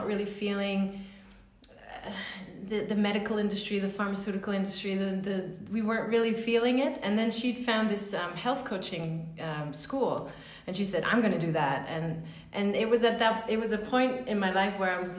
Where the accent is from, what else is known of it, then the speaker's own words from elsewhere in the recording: Luxembourg; also born or lived in Denmark; I grew up in Luxembourg.